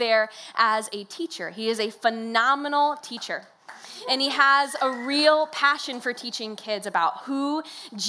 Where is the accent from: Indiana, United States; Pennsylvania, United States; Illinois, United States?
Illinois, United States; Decatur; I was born and raised in Decatur, Illinois, and I went to college here as well